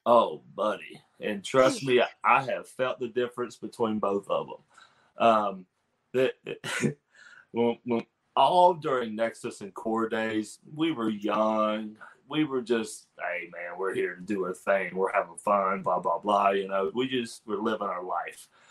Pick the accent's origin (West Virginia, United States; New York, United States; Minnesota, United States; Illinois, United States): West Virginia, United States; Pineville; my actual hometown is Pineville, and it's only like 30 minutes away